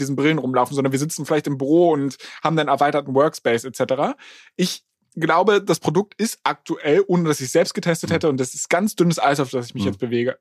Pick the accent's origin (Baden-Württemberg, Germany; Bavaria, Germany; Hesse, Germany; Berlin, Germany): Berlin, Germany; now in Hamburg, Germany; ich komme ja ursprünglich aus Berlin